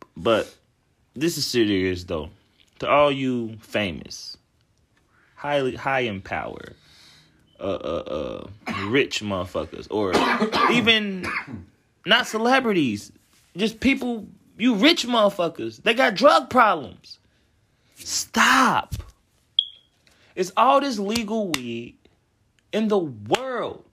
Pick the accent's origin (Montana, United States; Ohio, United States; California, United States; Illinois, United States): Ohio, United States; Cincinnati; grew up Cincinnati